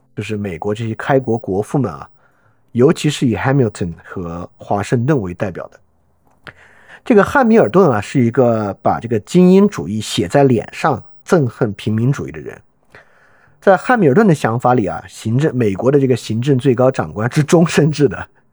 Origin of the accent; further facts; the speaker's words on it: China; 我们中国人都知道